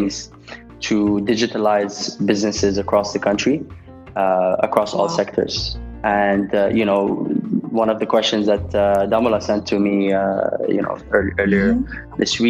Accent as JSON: {"language": "English", "country": "Nigeria", "tie": "born or raised there", "moved": "as an adult", "said": "I'm born and brought up in Nigeria"}